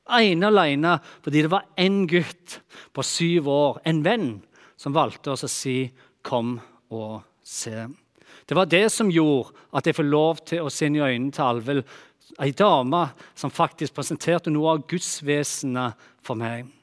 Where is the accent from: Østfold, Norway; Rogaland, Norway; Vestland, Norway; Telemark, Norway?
Rogaland, Norway; Bryne; Tingen er den at eh, når jeg vokste opp på Bryne, der som jeg kommer fra, så har ikke jeg vokst opp i det som jeg kaller for en typisk kristen familie.